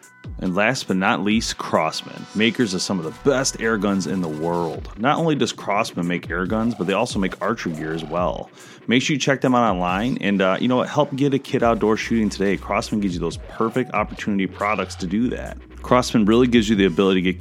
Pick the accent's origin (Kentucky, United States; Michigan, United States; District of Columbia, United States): Michigan, United States; we're from Michigan and this is a Michigan-based store